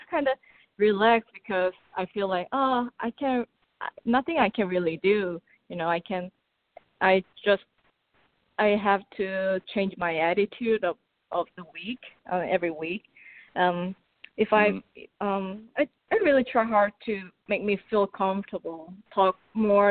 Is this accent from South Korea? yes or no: yes; South Korea; first language Korean; English is a second language; moved away; even my English is obviously not my first language. I'm still trying to work on it. And even my Korean is sometimes very nervy.